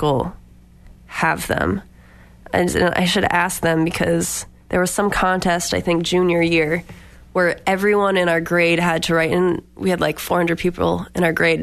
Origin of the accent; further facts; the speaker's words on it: Boxford, Massachusetts, United States; now in Hartford, United States; I'm a singer-songwriter based in Hartford, Connecticut, but I grew up around here in Boxford, Massachusetts